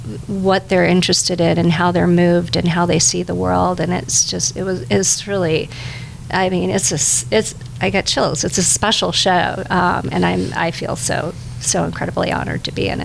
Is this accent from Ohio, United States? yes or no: yes; Ohio, United States; now in Hoboken, United States; I'm originally from Ohio. I'm living in Hoboken, New Jersey.